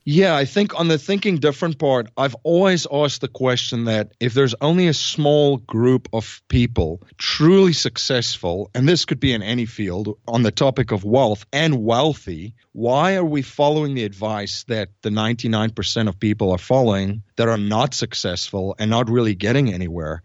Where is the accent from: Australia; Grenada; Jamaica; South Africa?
South Africa; moved away as an adult; now in United States; I'm originally from South Africa. I came to the United States in two thousand and one after I graduated university